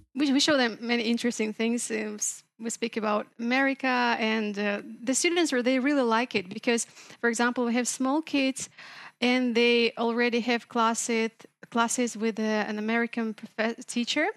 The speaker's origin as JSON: {"language": "English", "town": "Makhachkala", "region": "Dagestan", "country": "Russia", "tie": "born or raised there", "second_language": "English", "said": "I was born in Dagestan. I grew up in Machachkala."}